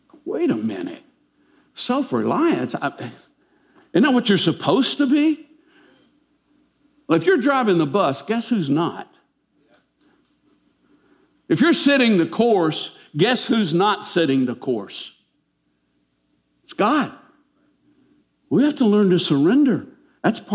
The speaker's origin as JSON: {"language": "English", "country": "United States", "said": "we're American Christians."}